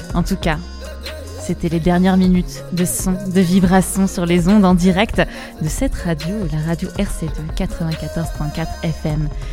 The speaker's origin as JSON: {"language": "French", "town": "Rouen", "region": "Normandy", "country": "France", "tie": "born or raised there", "said": "j'ai grandi à Rouen"}